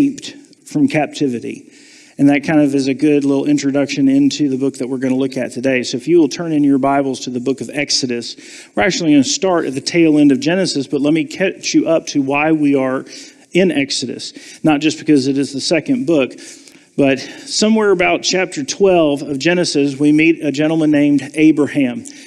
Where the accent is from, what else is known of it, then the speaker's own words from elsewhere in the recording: Savannah, Georgia, United States; moved away; I was born and raised in Savannah